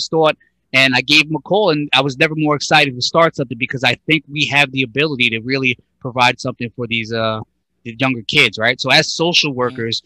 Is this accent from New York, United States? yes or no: yes; Brentwood, New York, United States; we're all from Brentwood, but Suffolk County